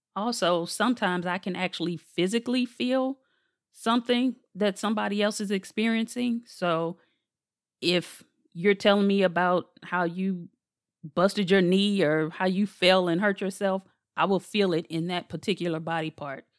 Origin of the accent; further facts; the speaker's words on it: St. Louis, Missouri, United States; I'm from Saint Louis, born and raised